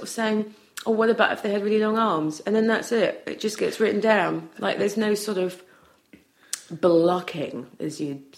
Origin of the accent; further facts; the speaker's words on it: Wales, United Kingdom; growing up in Wales